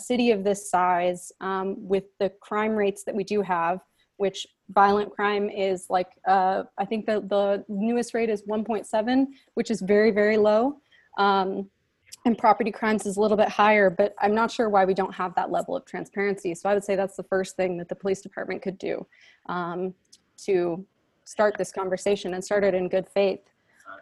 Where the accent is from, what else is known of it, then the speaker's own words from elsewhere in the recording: Arizona, United States; moved away as an adult; now in Davis, United States; I come from Arizona and I lived there my whole life.